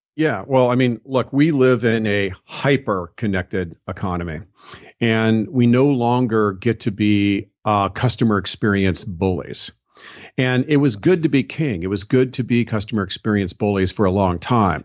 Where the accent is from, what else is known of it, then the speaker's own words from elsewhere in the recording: Southern California, United States; I was raised in Southern California